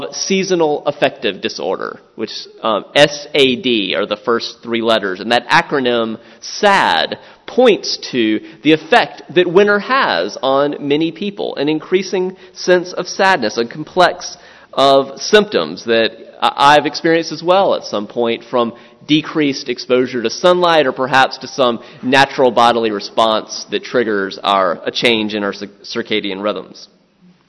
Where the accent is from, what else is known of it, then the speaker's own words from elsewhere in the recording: the South, United States; moved away; I'm from the South